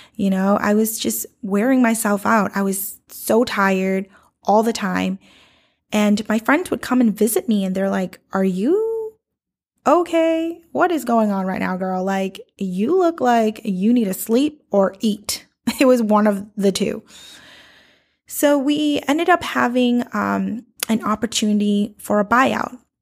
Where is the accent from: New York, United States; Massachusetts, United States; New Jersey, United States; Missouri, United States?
Massachusetts, United States; Boston; I grew up in South Boston